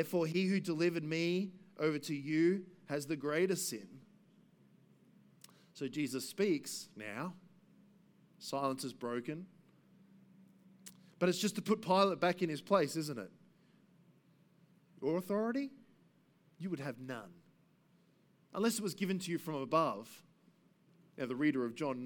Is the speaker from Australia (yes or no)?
yes; Gympie, Queensland, Australia; also born or lived in Brisbane; now in Cornubia, Australia; I grew up in Gympie